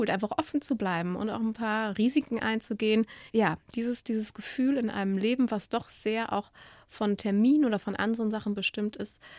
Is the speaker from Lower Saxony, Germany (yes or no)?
no; Cologne, North Rhine-Westphalia, Germany; Ja, ich bin eine Kölsche Mädchen und ich habe ein Praktikum machen dürfen in Wien.